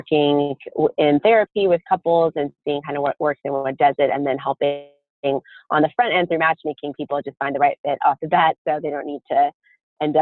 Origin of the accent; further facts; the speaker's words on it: Pasadena, California, United States; Fuller Seminary, which is in my hometown, Pasadena